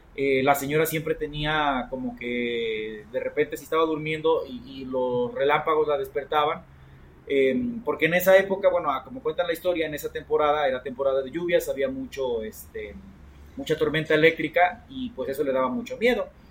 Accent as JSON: {"language": "Spanish", "town": "Coatepec", "region": "Veracruz", "country": "Mexico", "tie": "born or raised there", "moved": "yes", "said": "de allá de mi pueblo natal, como saben, yo soy de Coatepec, la tierra donde se produce el mejor café del mundo"}